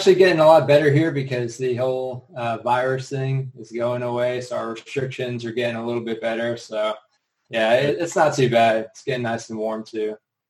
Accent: New Jersey, United States; moved away as an adult; now in South Korea; So I'm originally from New Jersey. If you're not familiar, it's like pretty much by New York. It's very city, sort of urban.

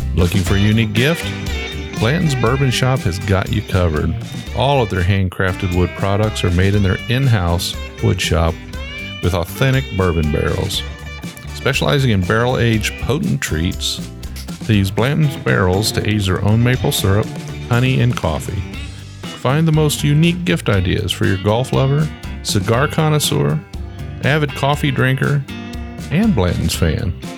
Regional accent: Ohio, United States; I grew up in Ohio

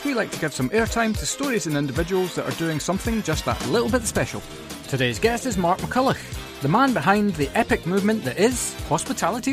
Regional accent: Perth, Scotland, United Kingdom; moved away; I'm from Perth originally.

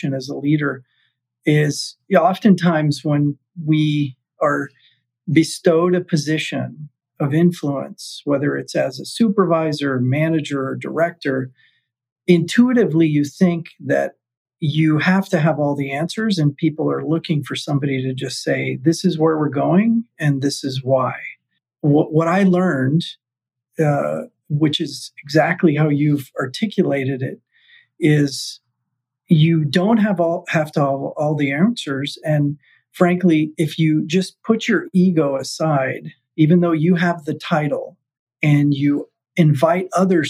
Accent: South Florida, United States; in a hospital where I grew up in South Florida.

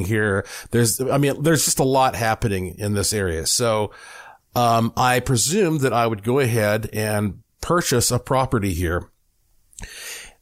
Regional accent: Asheville, North Carolina, United States; moved away as an adult; also born or lived in Puerto Rico; now in Las Vegas, United States; I was born in Asheville, North Carolina, heart of the Blue Ridge Mountains, and I lived there the first 35 years of my life.

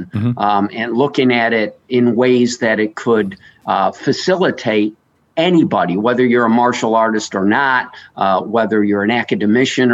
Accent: New York, United States; I grew up in New York State

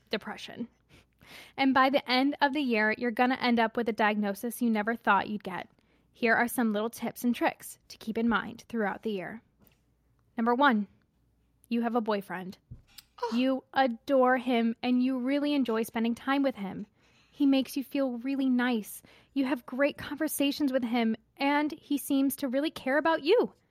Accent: Seattle, Washington, United States; I'm a junior in high school and I'm from Seattle.

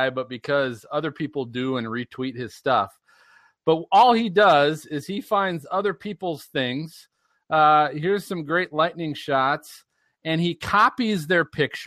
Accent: Minnesota, United States; I'm from Minnesota

